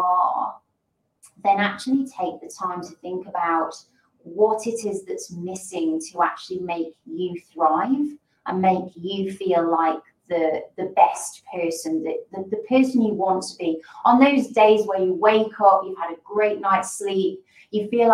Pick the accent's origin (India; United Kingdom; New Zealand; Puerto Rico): United Kingdom; the north of England; moved away as an adult; also born or lived in London / Sydney / Caribbean; now in Perth, Australia; I'm actually from a town in the north, or a city, I should say, in the north of England